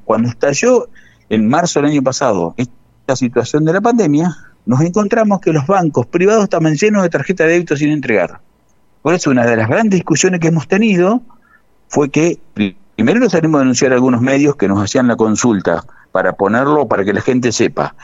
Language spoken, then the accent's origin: Spanish; Gálvez, Santa Fe, Argentina; moved away; yo soy oriundo de Galvez, hace unos años que vivo acá